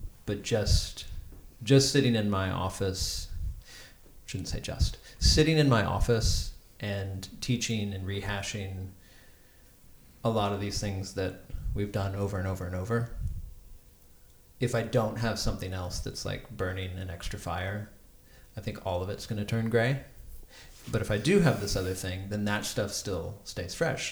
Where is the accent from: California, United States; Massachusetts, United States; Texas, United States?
Texas, United States; I'm from Texas